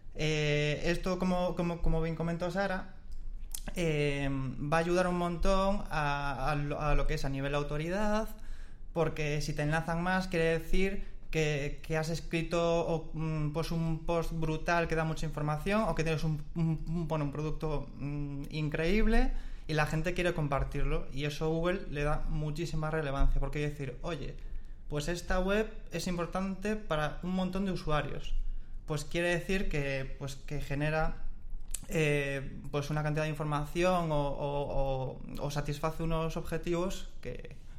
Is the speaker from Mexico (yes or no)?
no; Galicia, Spain; Como buen gallego